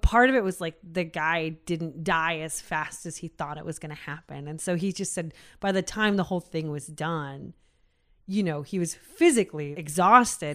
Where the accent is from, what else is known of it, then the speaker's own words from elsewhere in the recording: United States; we're American